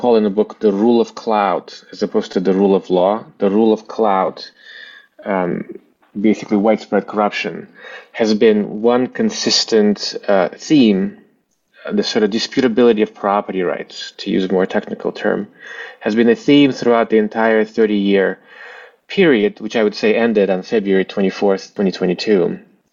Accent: Bishkek, Kyrgyzstan; first language Russian; English is a second language; moved away; also born or lived in Eastern Ukraine; my family were citizens of Kyrgyzstan, and that's where I grew up, in Bishkek, Kyrgyzstan. You know, grew up speaking Russian

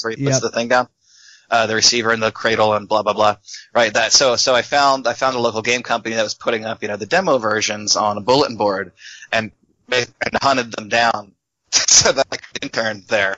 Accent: Philadelphia, Pennsylvania, United States; I grew up in Philadelphia

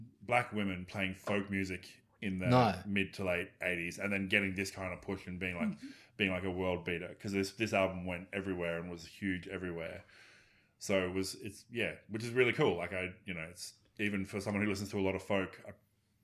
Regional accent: Australia; as every kid growing up in Australia whose parents put on AM

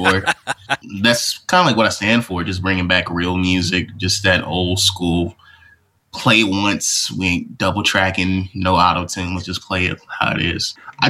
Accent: Oakland, California, United States; moved away as an adult; now in Los Angeles, United States; I'm from Oakland, California, San Francisco Bay Area.

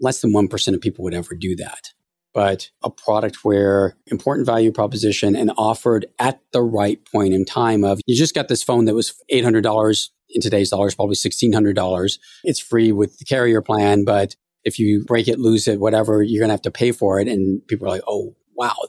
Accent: Half Moon Bay, California, United States; also born or lived in San Francisco; I was born in San Francisco, went to high school in Half Moon Bay

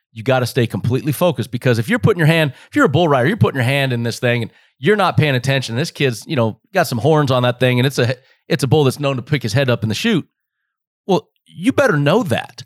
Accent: Las Vegas, Nevada, United States; this is born and raised for me. This is home.

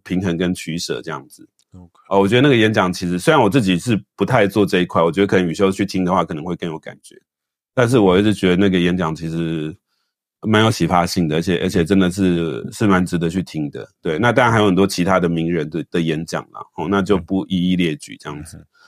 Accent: Taiwan

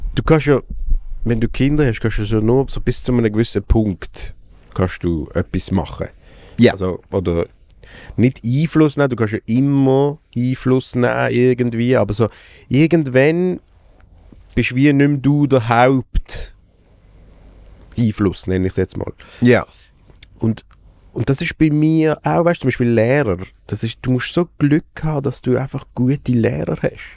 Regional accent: Basel, Basel-Stadt, Switzerland; born or raised there

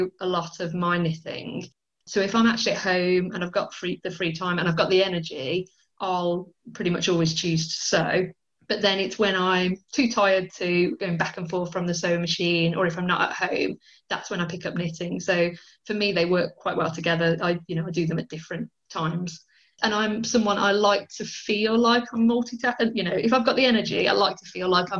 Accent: Birmingham, West Midlands, United Kingdom; I was born in Birmingham. I've lived in Birmingham my whole life

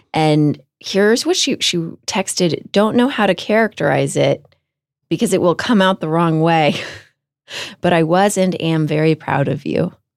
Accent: Houston, Texas, United States; moved away; I grew up in Houston, Texas

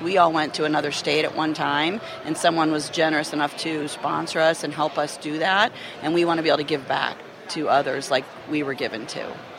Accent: Florida, United States; I'm actually from Florida

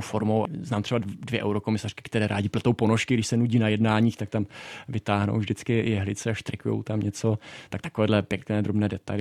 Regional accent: Czechia; moved away as an adult; now in Brussels, Belgium; my máme jako Češi

